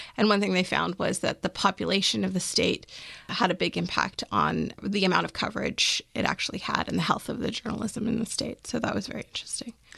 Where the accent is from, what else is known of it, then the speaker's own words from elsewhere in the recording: Maryland, United States; I'm actually from Maryland